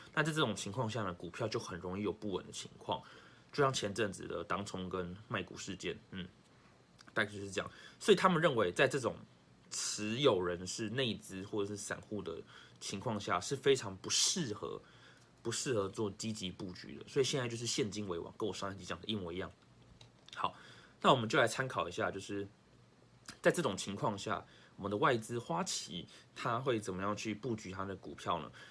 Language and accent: Chinese; Taiwan; 身为台湾人，要再辛苦一点